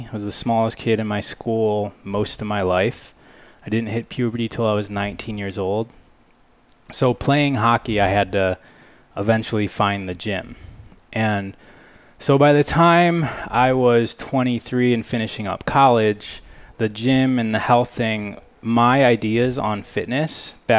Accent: Michigan, United States; moved away as an adult; also born or lived in California; I grew up in Michigan, So from 3 years old to 23 years old, I was in Michigan.

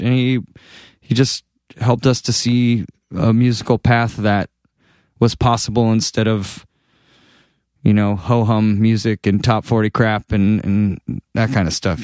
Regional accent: Massachusetts, United States; moved away as an adult; now in Los Angeles, United States; just being back in Massachusetts, it feels like where I was made

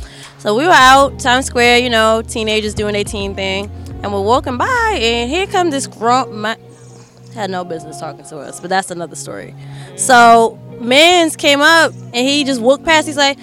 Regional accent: Brooklyn, New York, United States; I'm from Brooklyn.

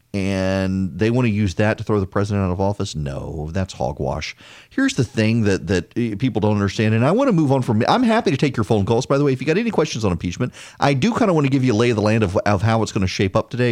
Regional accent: East Feliciana Parish, Louisiana, United States; from just north of Baton Rouge

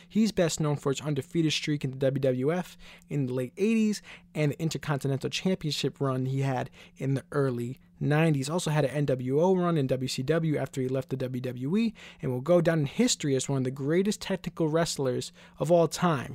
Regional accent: New York City, New York, United States; I'm from Queens, New York, so we would go to events, obviously, at M S G.

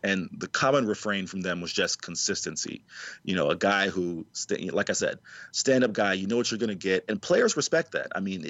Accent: the South, United States; also born or lived in the Midwest; as a Southerner

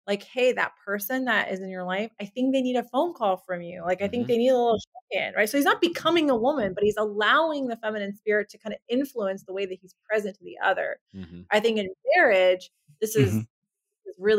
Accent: Southern California, United States; I grew up in Southern California

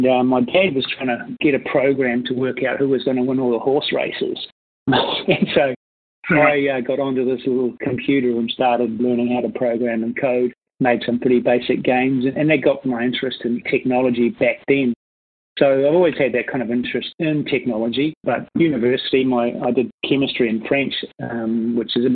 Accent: New Zealand; also born or lived in Singapore; I moved back home, and we started QJumpers

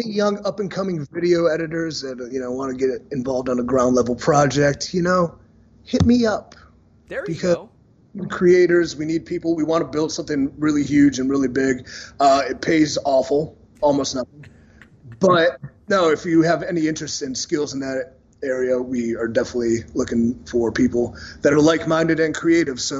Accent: Cleveland, Ohio, United States; because he filmed in Cleveland, and as you know, I'm from Cleveland, and as you know, he went and slept in my childhood bed

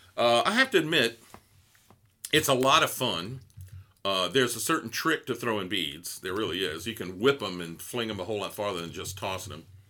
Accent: Gonzales, Louisiana, United States; I'm from Gonzales

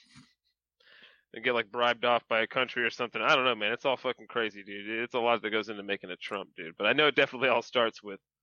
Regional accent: Southeast, United States; I'm from the Southeast.

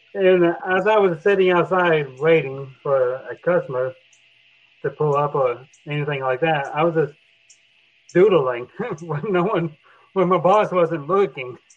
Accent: Oklahoma, United States; also born or lived in Texas; I grew up in Oklahoma in Texas

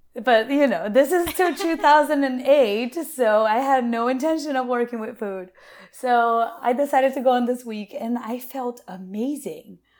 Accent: Brazil; also born or lived in Asheville, North Carolina / California; now in United States; I was born and raised in Brazil by a nutritionist mother

